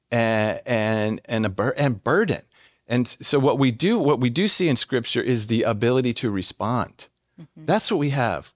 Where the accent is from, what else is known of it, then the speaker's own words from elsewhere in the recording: Washington, District of Columbia, United States; moved away as an adult; also born or lived in Jordan; I'm from Washington D.C.